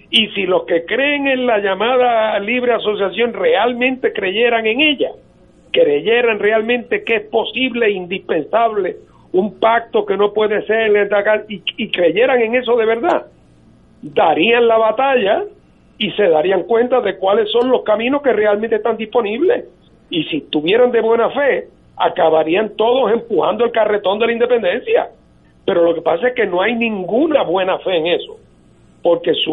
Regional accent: Puerto Rico

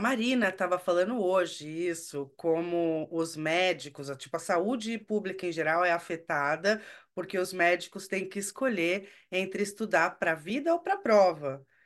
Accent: São Paulo, Brazil; eu nasci e cresci na Zona Leste

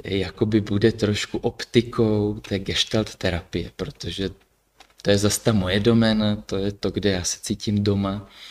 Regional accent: Brno, South Moravian Region, Czechia; also born or lived in Kyjov; pocházím původně z Brna

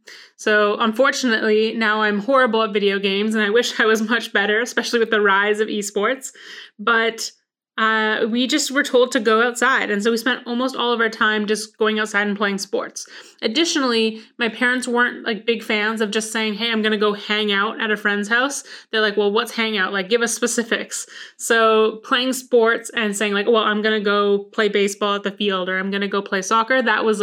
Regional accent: Vancouver, British Columbia, Canada; born there; I was born in Vancouver, British Columbia. So that is actually where there are large mountains.

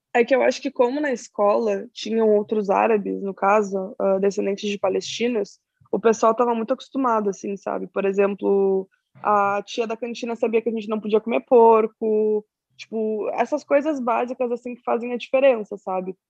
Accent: Pelotas, Rio Grande do Sul, Brazil; eu sou de uma cidade pequena do Rio Grande do Sul, uma cidade chamada Pelotas

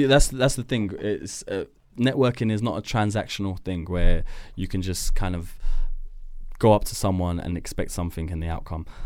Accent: Edgware, London, United Kingdom; I was born in Edgware, Edgware Hospital. Um, I grew up in a neighborhood called Deansbrook

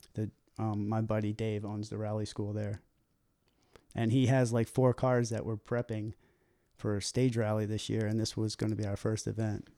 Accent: Baltimore, Maryland, United States; moved away; I grew up in Baltimore

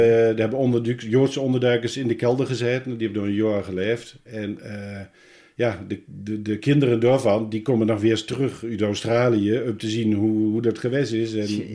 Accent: Hengelo, Overijssel, Netherlands; born or raised there; also born or lived in Arnhem

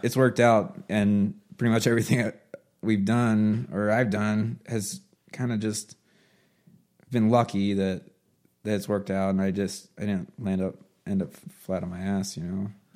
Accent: Baltimore, Maryland, United States; moved away as an adult; also born or lived in Oklahoma; I'm from Baltimore

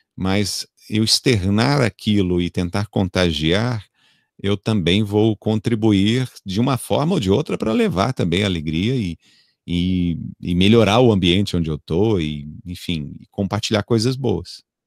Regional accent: São Paulo, Brazil; moved away as an adult; eu sou natural de São Paulo, então eu vivi até meus 23, 20 e poucos anos em São Paulo

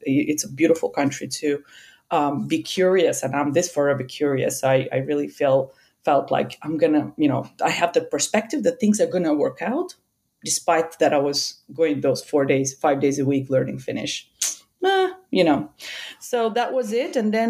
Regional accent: Uzbekistan; English is a second language; moved away as an adult; also born or lived in Denmark; now in Finland; I come from Uzbekistan

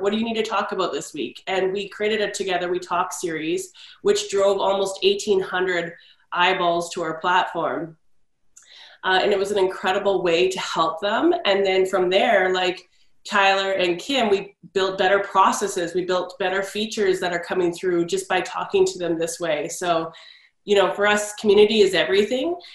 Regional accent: Canada; I'm Canadian

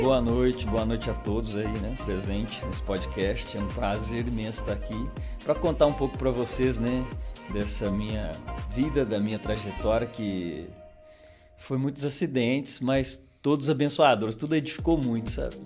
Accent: Borda da Mata, Minas Gerais, Brazil; also born or lived in Tocos do Moji / Pouso Alegre; eu estou em borda desde os meus dois anos de idade. Né? Então sou natural de borda

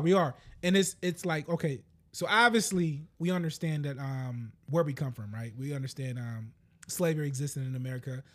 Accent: United States; I'm American.

